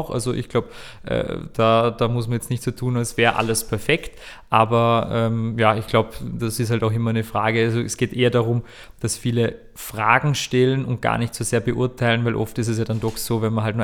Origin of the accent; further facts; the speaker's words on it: Vorarlberg, Austria; Ich war, ich war mal dabei in Vorarlberg, ich bin ja Vorarlberger